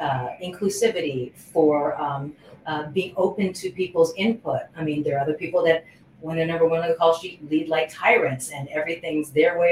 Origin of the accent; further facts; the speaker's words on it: Honolulu, Hawaii, United States; moved away as an adult; now in Los Angeles, United States; I was born and raised in Honolulu, Hawaii, in an area called Kalihi